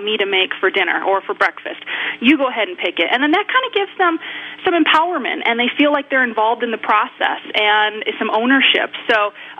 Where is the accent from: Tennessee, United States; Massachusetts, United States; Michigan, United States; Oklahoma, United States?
Michigan, United States; moved away; I was born and raised in the Midwest. I'm from Michigan